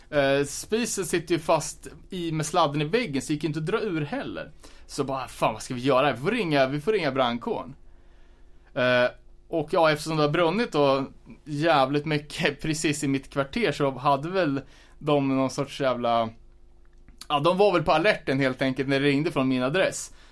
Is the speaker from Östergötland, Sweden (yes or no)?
no; Örebro County, Sweden; Fast vi är ändå från Närke.